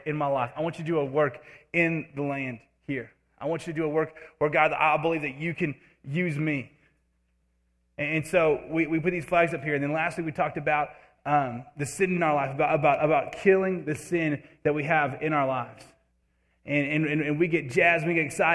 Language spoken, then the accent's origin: English; Alabama, United States; moved away as an adult; now in Nevada, United States; I grew up for the most part in Alabama